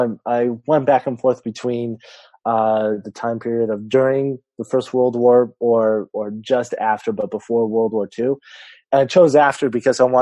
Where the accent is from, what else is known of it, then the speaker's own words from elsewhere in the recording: California, United States; I'm an author from California